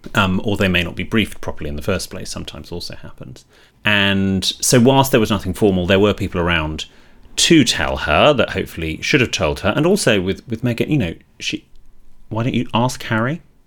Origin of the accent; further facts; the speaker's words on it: United Kingdom; in Britain, we are slightly more negative generally